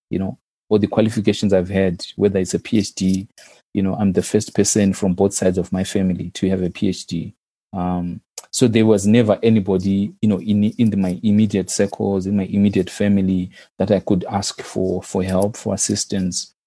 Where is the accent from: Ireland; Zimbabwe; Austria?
Zimbabwe; moved away as an adult; my first degree was in my home country, so I did my undergraduate in Zimbabwe